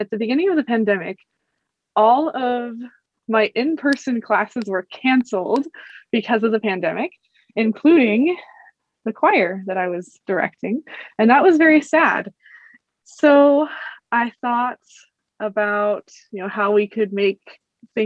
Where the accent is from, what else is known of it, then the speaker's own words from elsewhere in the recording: California, United States; also born or lived in Baltimore; I am from California